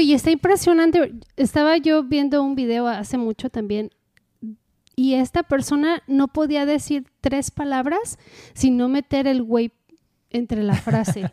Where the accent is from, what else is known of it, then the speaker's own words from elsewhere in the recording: Mexico; como buena mexicana